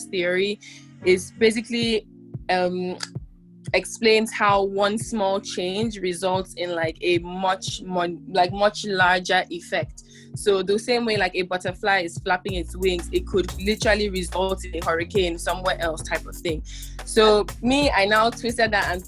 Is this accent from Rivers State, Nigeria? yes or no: yes; Port Harcourt, Rivers State, Nigeria; I'm a young woman in my mid-20s from Port Harcourt, River State, Nigeria. So I'm from the South